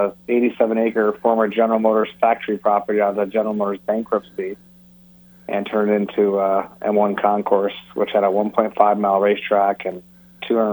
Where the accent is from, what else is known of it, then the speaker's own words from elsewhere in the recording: Detroit, Michigan, United States; I am from Detroit. I grew up in a car family